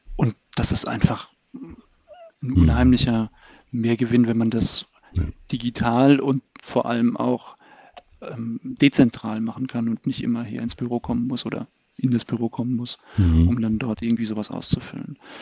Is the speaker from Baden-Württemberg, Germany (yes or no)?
yes; Baden-Württemberg, Germany; moved away as an adult; now in Berlin, Germany; ich bin in Baden-Württemberg zur Schule gegangen